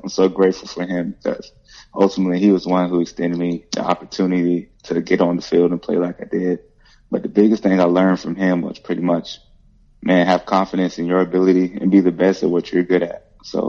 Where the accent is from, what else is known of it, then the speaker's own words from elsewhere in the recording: Columbia, South Carolina, United States; I'm from Columbia, South Carolina. I went to Keenan High School.